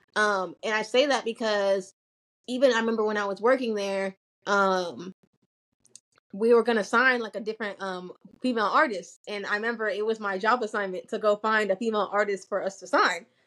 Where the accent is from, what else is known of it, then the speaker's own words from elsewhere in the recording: United States; also born or lived in Nigeria; a lot of us are immigrants and our parents like to do things the way that they did it in Nigeria. But then you have us who are like growing up in America